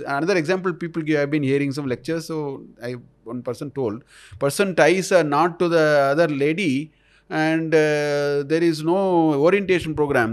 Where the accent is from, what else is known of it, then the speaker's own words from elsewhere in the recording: India; I am already an Indian